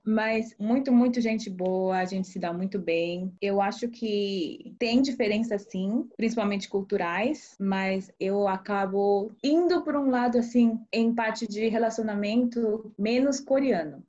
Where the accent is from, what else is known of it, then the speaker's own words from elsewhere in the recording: Brazil; now in United States; quando eu cresci no Brasil, a minha comunidade coreana foi por causa da igreja, mas escola eu estudava com brasileiros